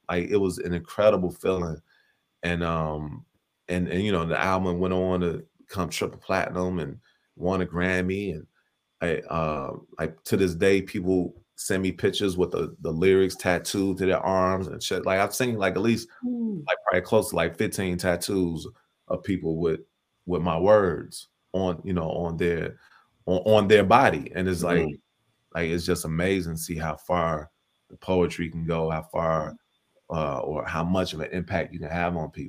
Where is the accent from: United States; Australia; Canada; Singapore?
United States; Chicago, Illinois; I'm a poet from Chicago.